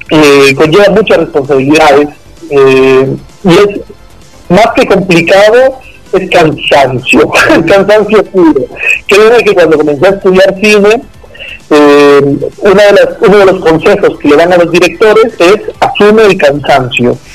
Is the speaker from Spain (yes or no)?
no; Argentina; Pero yo vine acá de Argentina y me recibo con brazos abiertos